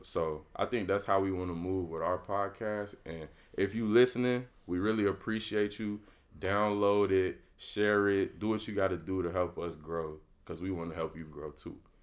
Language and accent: English; Chicago, Illinois, United States; I'm from the Chicagoland area